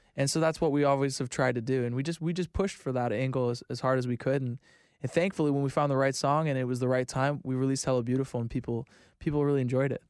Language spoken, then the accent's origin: English; Florida, United States; I'm from Florida.